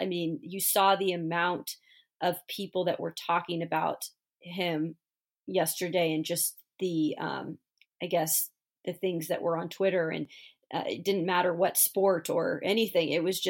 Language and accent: English; West Coast, United States; growing up on the West Coast